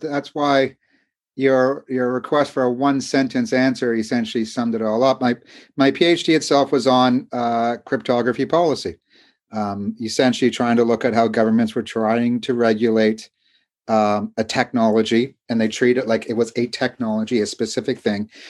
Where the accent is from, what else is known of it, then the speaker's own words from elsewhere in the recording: Canada; moved away as an adult; also born or lived in London, England; although I'm American, I grew up in Canada